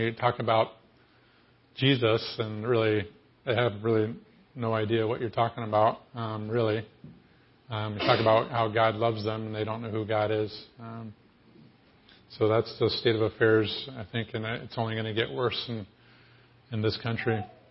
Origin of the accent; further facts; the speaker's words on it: Ohio, United States; also born or lived in Vermont; I'm from Ohio